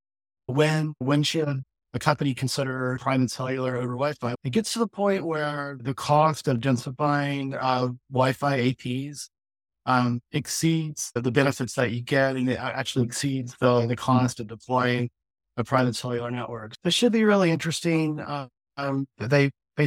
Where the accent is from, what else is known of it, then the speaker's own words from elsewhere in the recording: Texas, United States; It's based in my home state